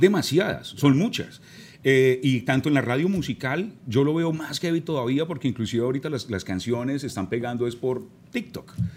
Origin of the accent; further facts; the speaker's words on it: Manizales, Caldas, Colombia; crecí en Manizales, gran parte de mi niñez fue en la ciudad de Manizales, en el eje cafetero